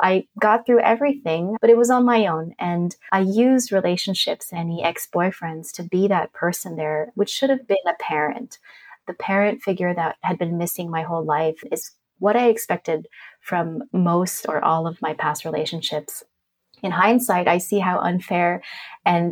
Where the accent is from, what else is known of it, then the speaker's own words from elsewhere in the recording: Germany; I grew up in a really big family. My parents were immigrants. I was born in Germany.